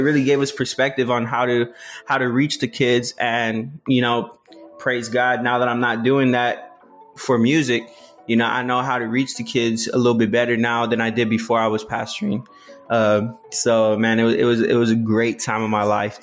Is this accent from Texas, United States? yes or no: yes; South Texas, United States; I'm come from South Texas